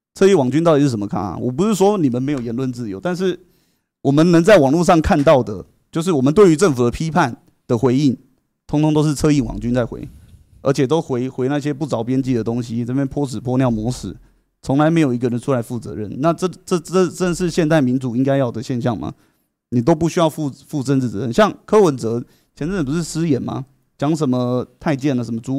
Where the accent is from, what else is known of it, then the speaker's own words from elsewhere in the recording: Taiwan; 我们台湾人